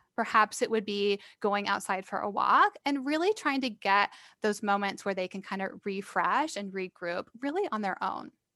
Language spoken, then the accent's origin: English; Iowa, United States; moved away as an adult; So I am actually from Iowa. I grew up there.